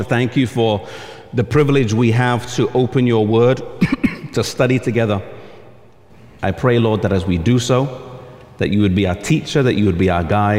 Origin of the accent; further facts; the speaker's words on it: Oxford, South East England, United Kingdom; moved away; I'm from England.